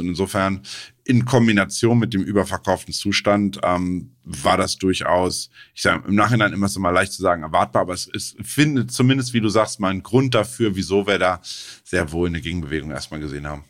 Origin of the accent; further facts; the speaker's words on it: Germany; als Deutscher